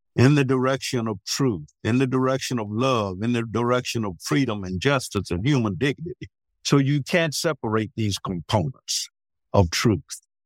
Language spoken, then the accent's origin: English; the South, United States; When I grew up in the South